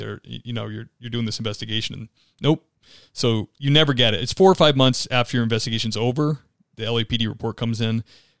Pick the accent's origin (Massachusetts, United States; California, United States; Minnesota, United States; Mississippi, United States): Massachusetts, United States; Cape Cod; moved away; I'm from Cape Cod, and there's 15 towns, 15 different police departments.